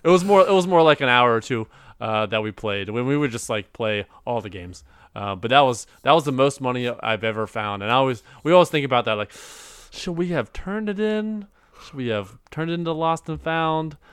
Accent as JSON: {"language": "English", "town": "Cincinnati", "region": "Ohio", "country": "United States", "said": "I'm from Cincinnati, Ohio"}